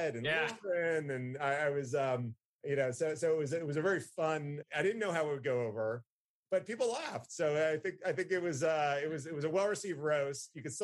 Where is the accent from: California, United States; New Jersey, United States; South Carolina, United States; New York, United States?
New Jersey, United States; now in Atlanta, United States; I'm from Jersey